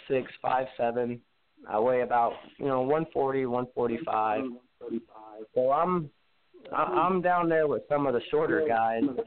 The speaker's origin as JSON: {"language": "English", "area": "south of Toronto", "region": "Ontario", "country": "Canada", "said": "I come from the Canadian Republic headquarters, which is a little, I'd say, about an hour and a half south of Toronto"}